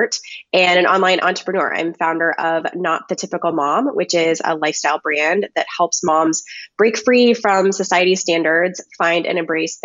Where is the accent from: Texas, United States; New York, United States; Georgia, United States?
Texas, United States; moved away as an adult; also born or lived in Washington, District of Columbia, United States / coastal Virginia; we're both from Texas, me and my husband